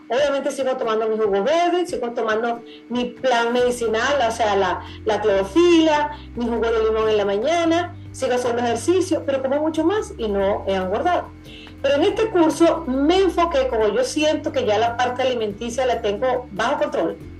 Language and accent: Spanish; Venezuela; yo soy venezolana